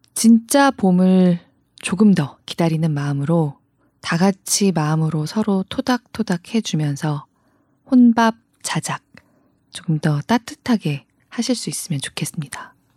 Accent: South Korea; 저 그런 한국 사람입니다

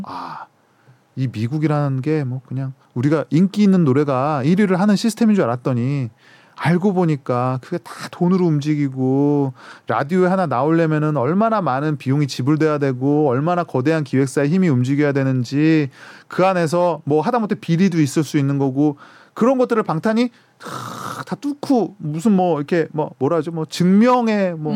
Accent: South Korea; 한국 사람인 저의 입장에서는

